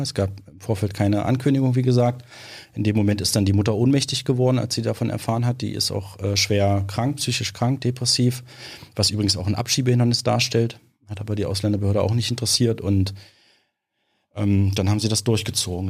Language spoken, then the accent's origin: German; Halberstadt, Saxony-Anhalt, Germany; also born or lived in Magdeburg; dort in Halberstadt, wo ich herkomme, eine kleine Stadt am Harz